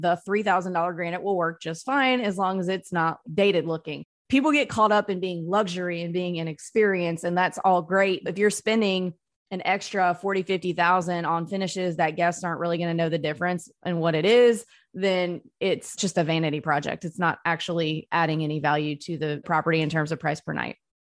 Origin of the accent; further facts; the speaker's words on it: North Mississippi, United States; I grew up in North Mississippi